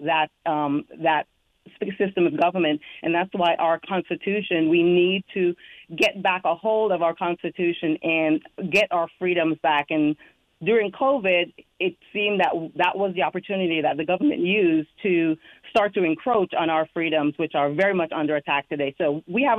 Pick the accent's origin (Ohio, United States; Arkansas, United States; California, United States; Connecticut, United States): Connecticut, United States; now in South Carolina, United States; I was raised in Connecticut, but that is not where I have chosen to settle